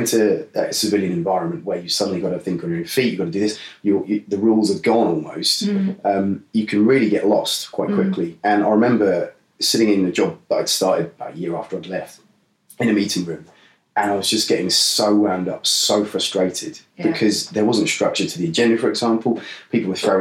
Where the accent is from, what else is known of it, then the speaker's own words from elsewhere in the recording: Norwich, East of England, United Kingdom; I am from Norwich originally